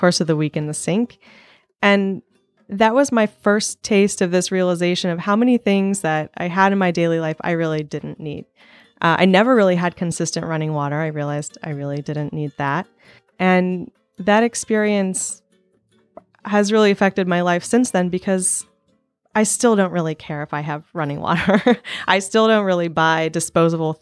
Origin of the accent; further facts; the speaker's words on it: Sullivan, Missouri, United States; I am from Sullivan, Missouri.